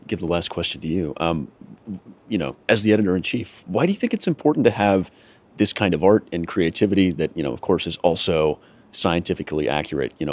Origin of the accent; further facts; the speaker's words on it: Wisconsin, United States; I grew up in Wisconsin.